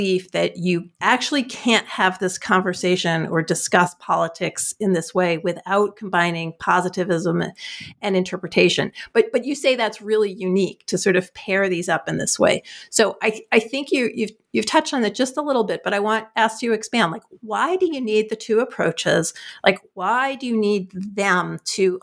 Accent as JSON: {"language": "English", "region": "New Jersey", "country": "United States", "said": "I'm from New Jersey"}